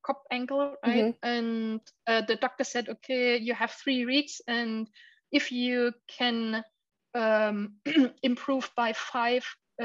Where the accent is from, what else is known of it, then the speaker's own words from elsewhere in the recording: Dresden, Saxony, Germany; my hometown